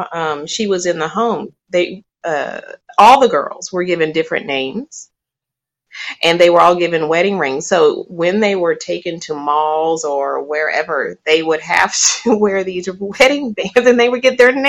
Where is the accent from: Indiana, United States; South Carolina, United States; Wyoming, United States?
South Carolina, United States; moved away as an adult; also born or lived in Charlotte, North Carolina; now in California, United States; I was born in North Carolina. I was raised in South Carolina.